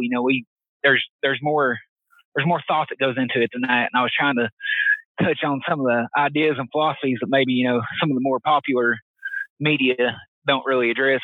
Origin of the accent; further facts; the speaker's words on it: Knoxville, Tennessee, United States; East Tennessee native. I was born and raised around Knoxville.